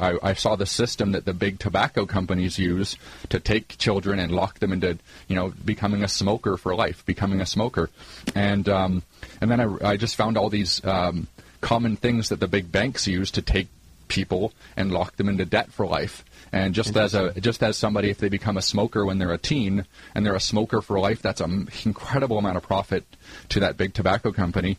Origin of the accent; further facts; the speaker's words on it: Canada; I grew up in Canada in a lower middle-income family